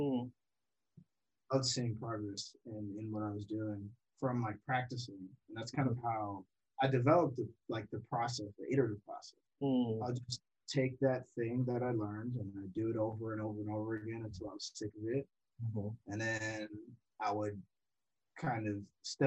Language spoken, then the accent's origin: English; Watertown, Massachusetts, United States; I grew up in Watertown, Massachusetts